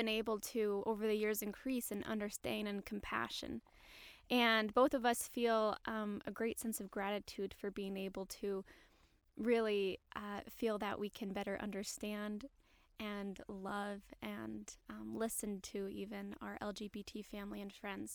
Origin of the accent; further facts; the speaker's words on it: St. Louis, Missouri, United States; now in Utah, United States; I'm from St. Louis, Missouri, and I've been in Utah for a while now.